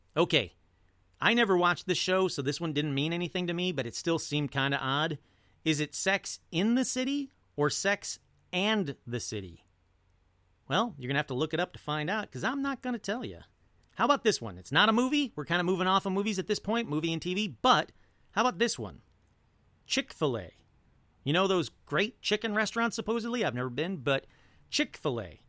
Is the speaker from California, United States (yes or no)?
no; Detroit, Michigan, United States; I come from a family, I come from Detroit.